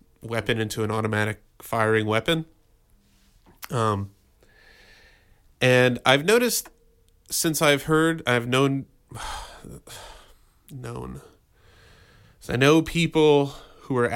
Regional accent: United States; I've been an American my whole life. I grew up in America

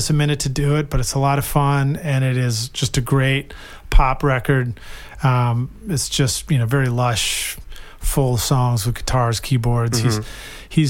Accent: Boston, Massachusetts, United States; now in Nashville, United States; I grew up in Boston

